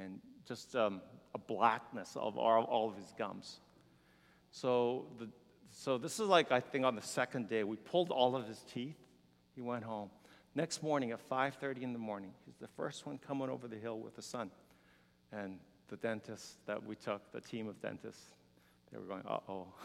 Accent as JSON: {"language": "English", "country": "South Korea", "tie": "born or raised there", "also_born_or_lived": "Houston, United States / Canada", "moved": "yes", "said": "when I was a little boy, growing up in Korea and very hungry"}